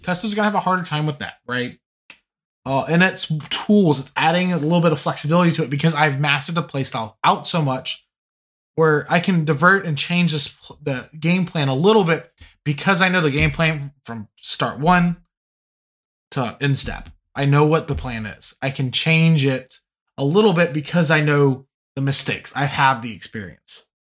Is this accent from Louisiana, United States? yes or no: yes; Louisiana, United States; I'm from Louisiana, and like coming from the Cajun culture, we look at the French and like, yeah, we come from you. But at the same time, we're like, we're really not you.